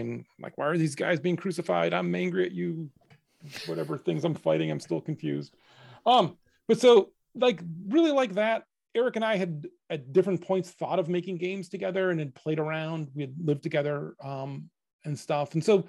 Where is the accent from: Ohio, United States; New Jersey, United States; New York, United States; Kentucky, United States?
Ohio, United States; Cleveland; we grew up in Cleveland. There's not a lot of game development happening there.